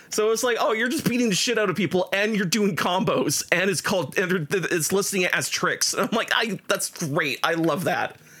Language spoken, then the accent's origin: English; Canada; we're Canadian